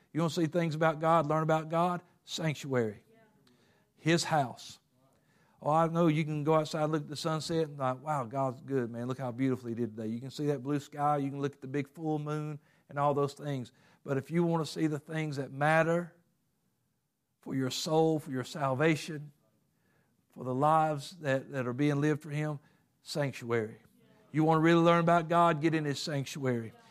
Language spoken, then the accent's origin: English; Covington, Georgia, United States; I lived in Covington.